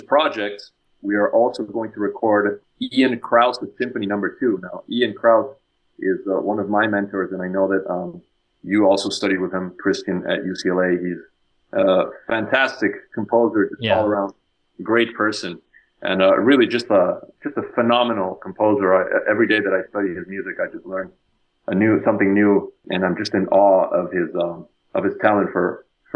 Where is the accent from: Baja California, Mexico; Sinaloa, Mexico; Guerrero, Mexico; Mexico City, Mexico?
Mexico City, Mexico; now in Los Angeles, United States; I'm originally from Mexico City, even though I have a very Italian name. I was born and raised in Mexico City